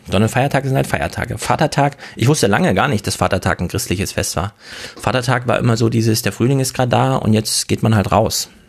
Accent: Thuringia, Germany; Ich komme ja aus dem Osten in Thüringen.

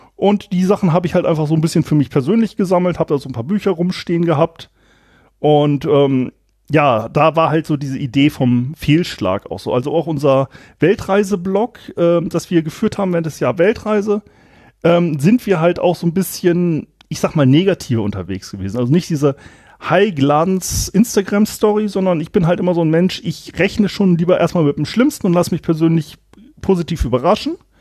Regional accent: Germany; moved away as an adult; also born or lived in Kiel / Eckernförde; ich komme aus dem Anfang des Weser Berglands und da ist es, ähm, so gewesen, kleines Dorf, bisschen konservativ

